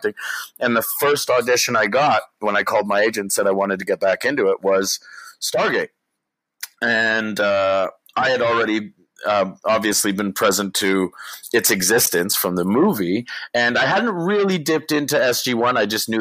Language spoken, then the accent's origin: English; Canada; I'm a Canadian actor